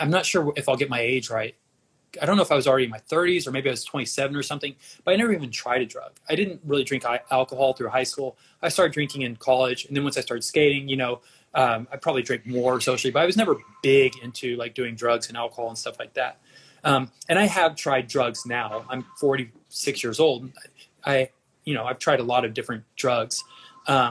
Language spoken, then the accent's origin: English; Dallas, Texas, United States; moved away as an adult; also born or lived in Austin, Texas / California; I grew up in Dallas with liberal parents